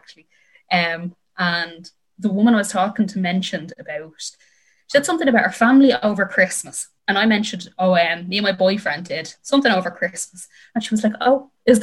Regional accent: Dublin, Leinster, Ireland; I'm from Dublin

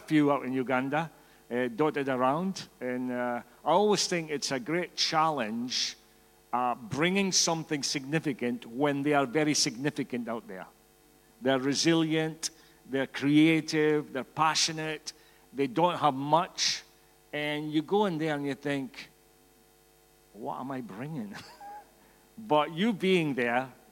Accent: Scotland, United Kingdom; accent: Scottish; I'm Scottish, in case you didn't get the accent

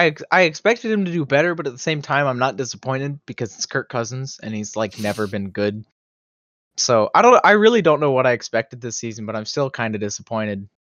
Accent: Toronto, Ontario, Canada; growing up in Toronto, I was a fan of all the Toronto teams.

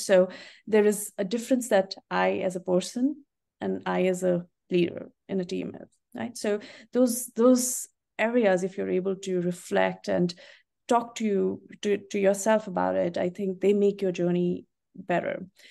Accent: North India, India; moved away; I am from India and, uh, tea was what, you know, we grew up drinking

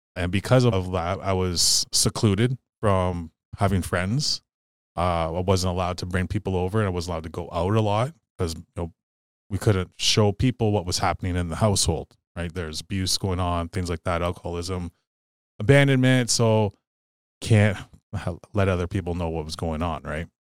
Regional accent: Sault Ste. Marie, Ontario, Canada; also born or lived in Garden River First Nation; I'm a Ojibwe native, member of Garden River First Nation, but I grew up here in Sault Ste. Marie

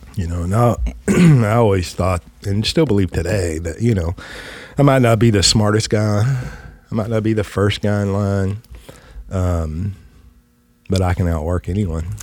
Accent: West Texas, United States; I come from West Texas

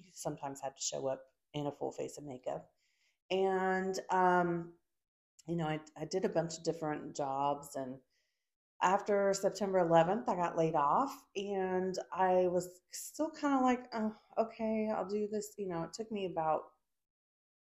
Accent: Texas, United States; also born or lived in California / Maryland / New Orleans; I grew up in the South in Texas.

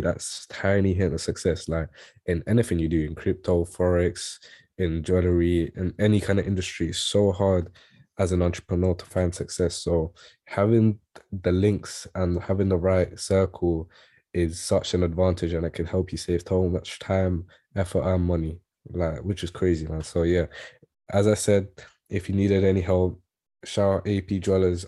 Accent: London, United Kingdom; I grew up in East Ham

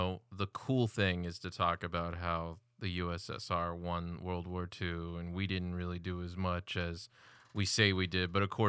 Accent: United States; As an American, I'm fine with that.

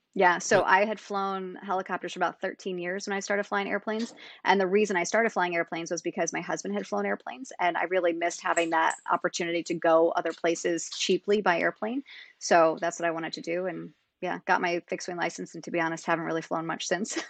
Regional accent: Niskayuna, New York, United States; moved away as an adult; also born or lived in California / Colorado; I grew up in Niskayuna, which is just outside of Albany

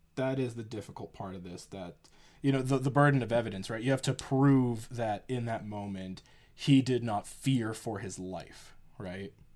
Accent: Canada; we're Canadian

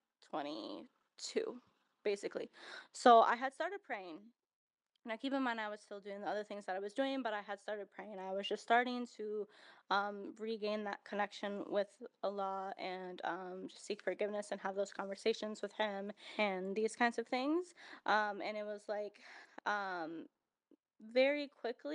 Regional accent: United States; growing up in America

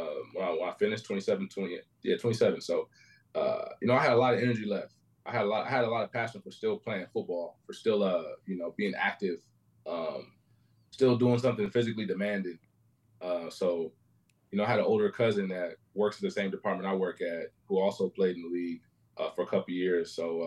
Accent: Fairfield, California, United States; now in Sacramento, United States; I'm from Fairfield, California.

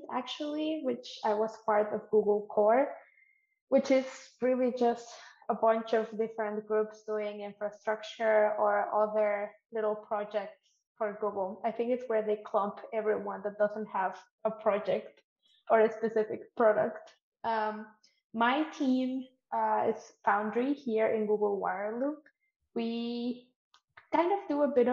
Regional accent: Mexico; moved away as an adult; now in Canada; I'm from Mexico, where paid internships are not really a thing that exists.

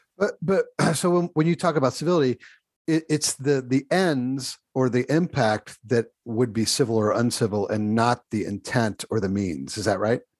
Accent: Ohio, United States; I'm an Ohio boy

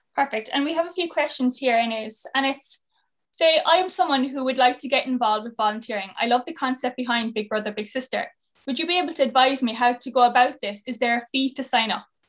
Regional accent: Cork, Munster, Ireland; moved away; also born or lived in Mayo; I'm from Cork originally

